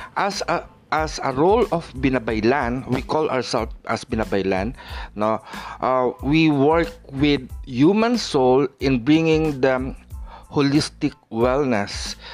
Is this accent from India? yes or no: no; Philippines; as a Filipino, we also do hilot